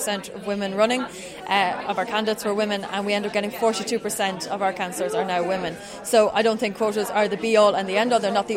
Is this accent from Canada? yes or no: no; Drogheda, Leinster, Ireland; I'm from Drogheda, County Meath